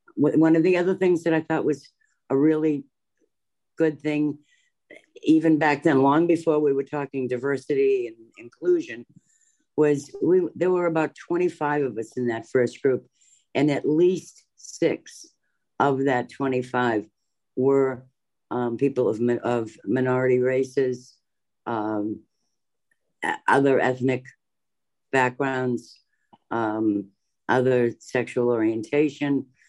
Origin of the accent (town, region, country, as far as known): Massachusetts, United States; born or raised there; moved away as an adult; also born or lived in Maryland